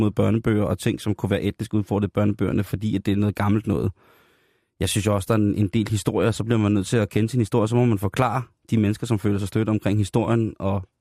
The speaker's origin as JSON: {"language": "Danish", "country": "South Korea", "said": "Fordi det er jeg, jeg er koreaner."}